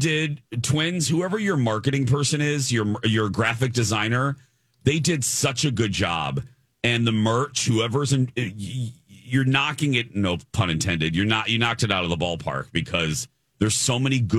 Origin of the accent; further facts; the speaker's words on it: Chicago, Illinois, United States; moved away; Growing up in Chicagoland